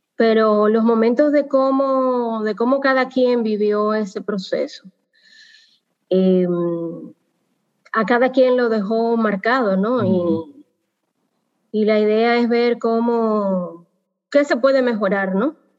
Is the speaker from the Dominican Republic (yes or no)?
yes; Dominican Republic; como dominicanos